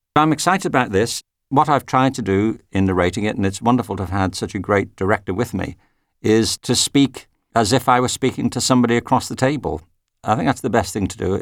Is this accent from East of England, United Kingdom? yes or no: no; Widnes, North West England, United Kingdom; moved away as an adult; now in United States; When I was at school myself, I used to go to the local library in Widnes, which is near Liverpool.